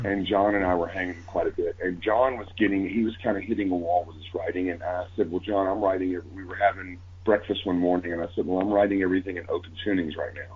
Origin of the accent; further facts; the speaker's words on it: Texas, United States; growing up in Texas